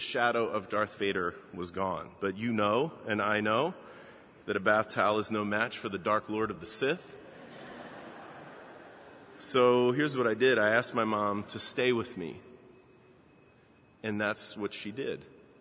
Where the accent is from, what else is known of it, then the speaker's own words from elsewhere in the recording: Baltimore, Maryland, United States; my hometown in Baltimore